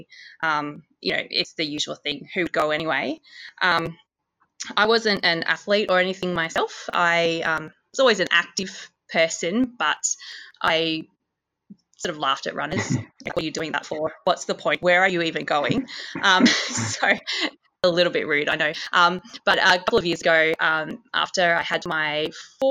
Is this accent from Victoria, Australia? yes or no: yes; Ballarat, Victoria, Australia; now in Broken Hill, Australia; I grew up in Ballarat, where there's a 6K lake